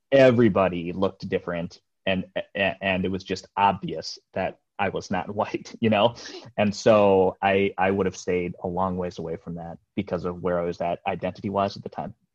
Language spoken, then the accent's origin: English; Iowa, United States; also born or lived in Jeonju, South Korea / Seoul, South Korea; born in Korea, adopted into Iowa, uh, a small little farm, yeah, outside of a small little town in Iowa, and I that was 1978. I was about a year and a half old